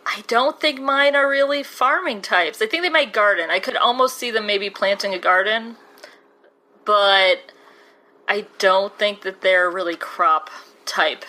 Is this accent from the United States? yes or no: yes; Chicago, Illinois, United States; my hometown of Chicago